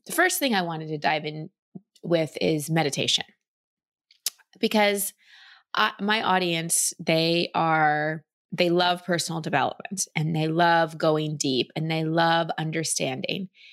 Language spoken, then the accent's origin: English; Dallas, Texas, United States; also born or lived in California; now in Austin, United States; I grew up in Dallas